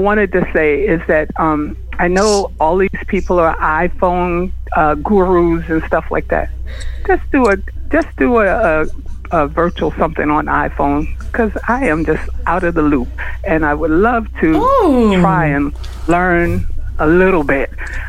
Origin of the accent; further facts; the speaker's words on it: Boston, Massachusetts, United States; I'm from Boston, and I'm a part of the Boston chapter